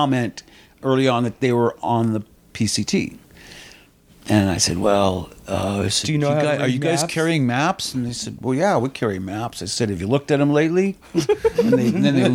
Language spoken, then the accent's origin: English; Southern California, United States; Here in Southern California